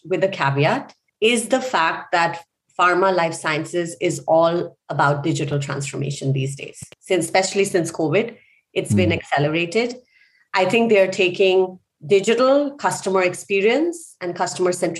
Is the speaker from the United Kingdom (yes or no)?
no; India; moved away; I grew up in India.